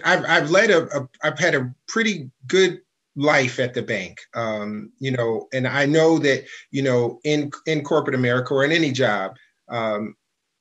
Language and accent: English; Detroit, Michigan, United States; also born or lived in California / Germany; I grew up in Detroit, moved here from California when I was 4 and a half